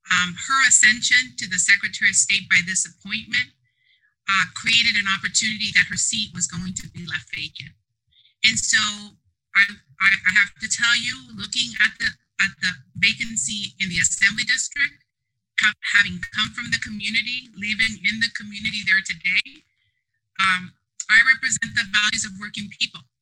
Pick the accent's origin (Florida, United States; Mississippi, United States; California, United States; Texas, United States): California, United States; San Diego; I grew up in Southeast San Diego, to be specific, the Mount Hope community.